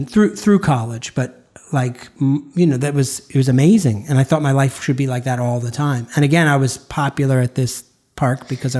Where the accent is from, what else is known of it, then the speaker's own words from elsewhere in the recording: hometown with Sesame Place, Pennsylvania, United States; in my hometown there was an amusement park.